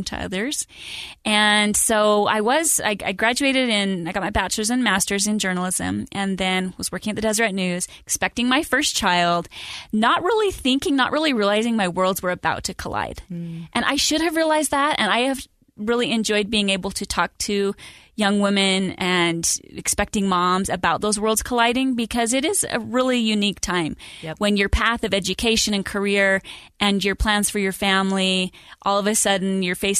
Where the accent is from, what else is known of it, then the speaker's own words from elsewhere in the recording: Idaho Falls, Idaho, United States; I grew up in Idaho Falls, the daughter of a school teacher